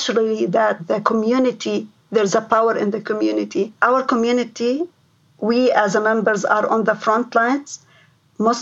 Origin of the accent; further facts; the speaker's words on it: Lebanon; moved away as an adult; now in London, Ontario, Canada; I came from Lebanon